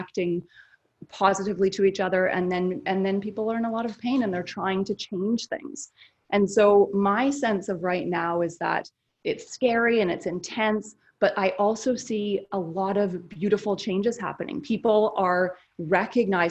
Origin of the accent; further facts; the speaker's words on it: Canada; now in United States; I'm Canadian